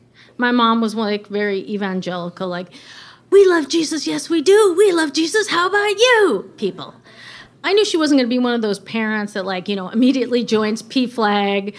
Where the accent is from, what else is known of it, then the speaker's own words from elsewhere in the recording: Wisconsin, United States; I'm from Wisconsin.